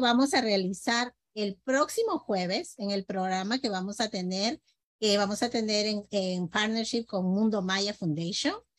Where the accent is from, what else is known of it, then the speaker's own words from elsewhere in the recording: Peru; nosotros como peruanos